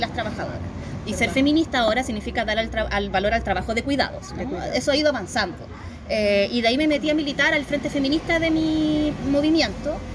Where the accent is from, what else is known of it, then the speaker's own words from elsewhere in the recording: San Felipe, Valparaíso, Chile; soy de San Felipe, no de Punta Arenas